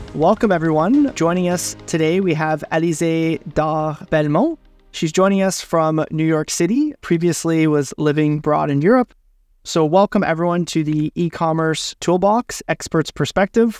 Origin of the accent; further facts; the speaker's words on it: Ottawa, Ontario, Canada; the university in my hometown